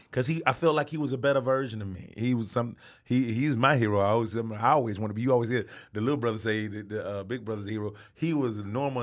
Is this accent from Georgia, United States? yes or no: yes; Atlanta, Georgia, United States; also born or lived in Albany, Georgia; I was born in Albany, Georgia. That's three hours outside of Atlanta, Georgia. And I, I lived there on, on a farm until I was seven years old and moved to Atlanta